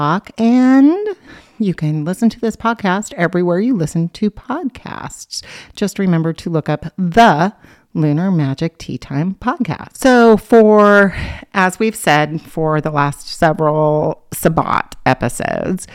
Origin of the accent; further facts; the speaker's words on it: Oregon, United States; when I grew up on the other side of the mountains in Oregon